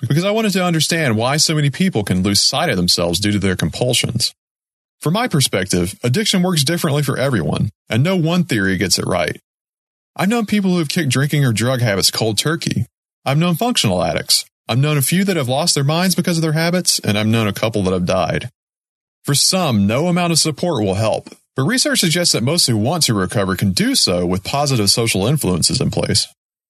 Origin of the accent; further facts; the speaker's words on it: Deep South, United States; I grew up in the Deep South